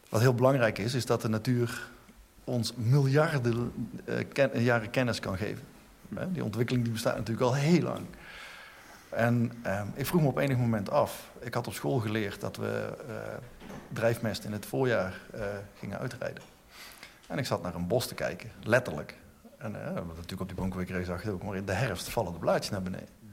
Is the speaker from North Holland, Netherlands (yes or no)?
no; North Brabant, Netherlands; ik ben Brabander